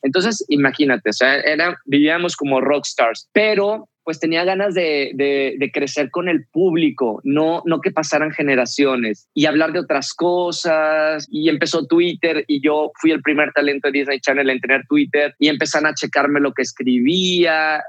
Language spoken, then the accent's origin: Spanish; Mexico; moved away as an adult; also born or lived in Argentina / Mexico City; era un mexicano en Argentina